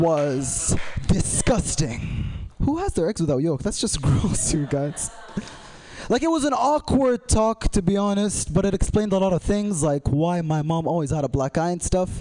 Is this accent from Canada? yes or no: no; Saudi Arabia; moved away; I'm from Saudi Arabia, not Bedrock. We can speak English. So my dad is Saudi and my mom is British